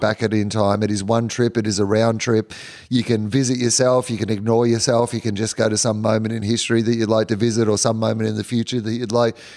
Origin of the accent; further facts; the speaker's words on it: Australia; as an Australian